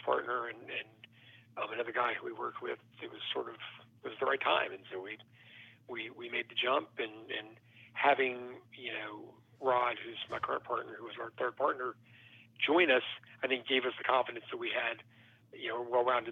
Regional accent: Memphis, Tennessee, United States; I grew up in the suburbs of Memphis and, you know, born and raised

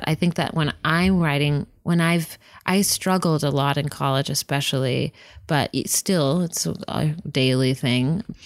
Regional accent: Whittier, California, United States; I grew up in Whittier

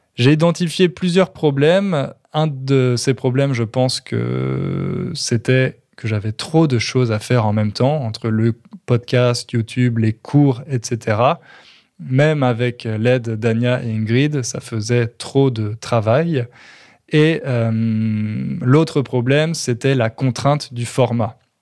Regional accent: Châteauroux, Centre-Val de Loire, France; now in Châteauroux, France; on a déménagé en France. Et plus particulièrement dans ma ville natale, à Châteauroux

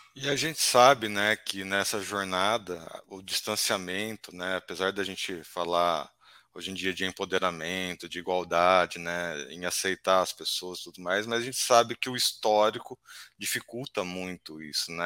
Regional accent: Campinas, São Paulo, Brazil; a gente que é aqui de Campinas

